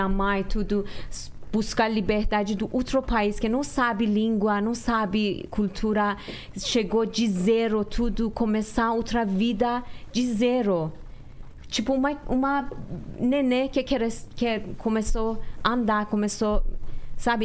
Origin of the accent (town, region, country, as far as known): Iran; moved away